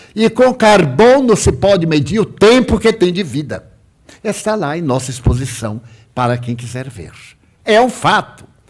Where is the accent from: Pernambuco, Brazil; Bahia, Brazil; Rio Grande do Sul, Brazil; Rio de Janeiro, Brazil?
Bahia, Brazil; Salvador; Salvador, a minha cidade natal